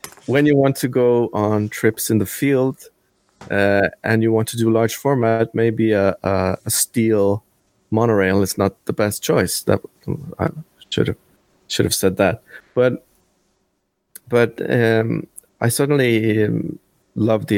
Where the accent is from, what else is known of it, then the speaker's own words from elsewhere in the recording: Norway; I'm actually from Norway